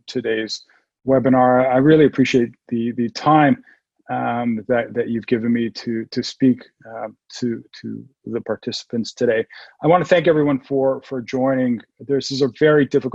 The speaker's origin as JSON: {"language": "English", "town": "Toronto", "region": "Ontario", "country": "Canada", "tie": "born or raised there", "moved": "as an adult", "lives_now": "San Diego, United States", "said": "I'm from Toronto. I was born and raised in Toronto"}